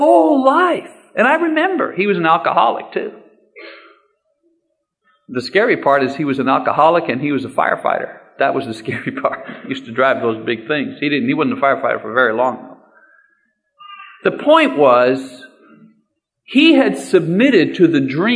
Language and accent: English; Canada; I'm a Canadian, but I consider myself part of North America